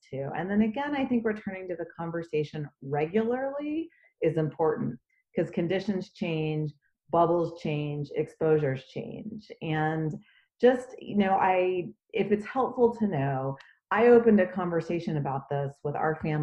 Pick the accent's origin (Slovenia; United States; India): United States; Dallas, Texas; moved away; my hometown and our community members in Dallas. I'm a native Dallasite